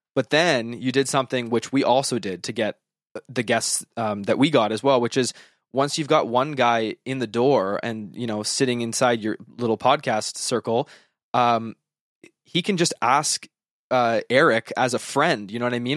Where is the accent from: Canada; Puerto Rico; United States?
Canada; Western Canada; I am from Western Canada